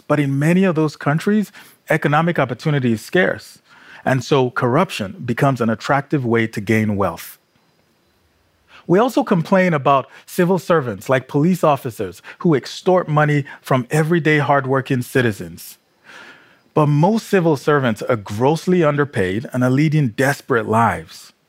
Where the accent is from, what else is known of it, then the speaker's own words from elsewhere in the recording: Nigeria; growing up in Nigeria